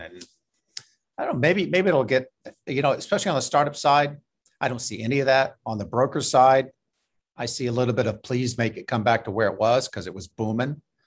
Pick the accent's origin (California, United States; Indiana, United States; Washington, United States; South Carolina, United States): Indiana, United States; Indianapolis; moved away; also born or lived in New York; I'm originally from Indianapolis, which is in the Midwest